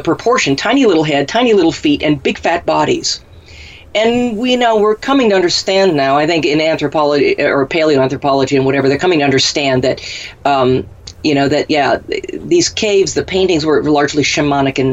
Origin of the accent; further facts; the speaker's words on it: Minnesota, United States; we had poke where I grew up in Minnesota